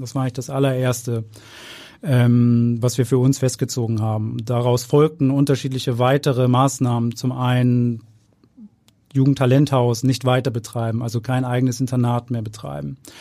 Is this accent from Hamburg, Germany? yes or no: yes; Hamburg, Germany; Ich bin Hamburger, immer in Hamburg, äh, gewesen, nie weg gewesen, hab hier studiert, ich hab hier Fußball gespielt